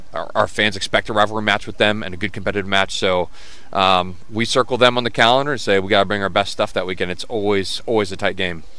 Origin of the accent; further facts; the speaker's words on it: Dayton, Ohio, United States; moved away as an adult; also born or lived in Alabama / Texas; now in Richmond, United States; I'm from Dayton. Uh, my family, you know, originally from Alabama, Texas, so no real roots in Ohio other than uh, moved for my dad's job. So because of that reason, Dayton is home.